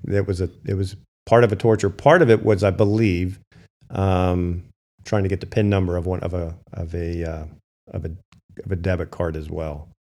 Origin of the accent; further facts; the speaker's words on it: Hamburg, Pennsylvania, United States; I'm from Berks County